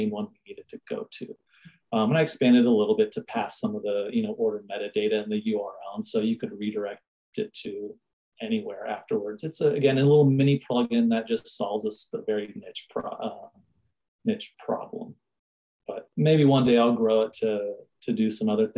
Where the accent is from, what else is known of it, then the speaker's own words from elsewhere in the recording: San Diego, California, United States; moved away as an adult; now in Fort Collins, United States; I was born and raised in San Diego. And then in 2007, I moved from San Diego to Fort Collins, Colorado